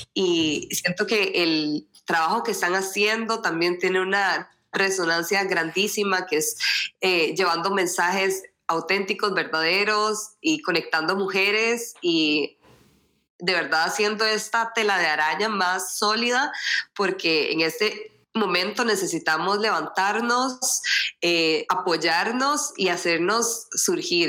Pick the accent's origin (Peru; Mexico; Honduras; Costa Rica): Costa Rica; moved away as an adult; also born or lived in Sweden; soy costarricense pero eh, di a luz a mis dos hijos en Suecia